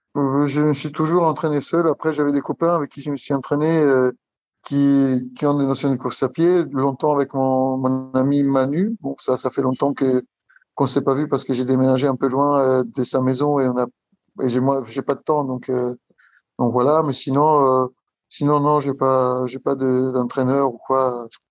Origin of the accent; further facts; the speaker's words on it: Italy; moved away as an adult; now in Île-de-France, France; j'habite en Île-de-France, je suis italien. Arrivé en France, euh, ça fait 20 ans, 22 euh, ans que je suis en France